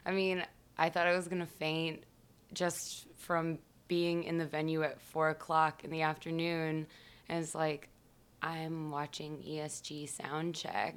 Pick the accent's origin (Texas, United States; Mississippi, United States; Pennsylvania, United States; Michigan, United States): Michigan, United States; New Baltimore; moved away; I am from Michigan originally